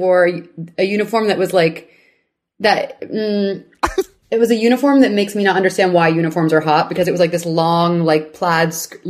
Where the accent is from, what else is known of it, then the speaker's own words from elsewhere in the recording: Houston, Texas, United States; moved away; I'm from Houston.